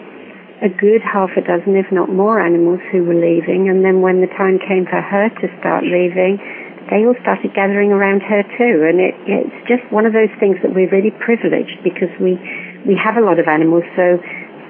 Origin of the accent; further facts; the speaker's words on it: England, United Kingdom; I am English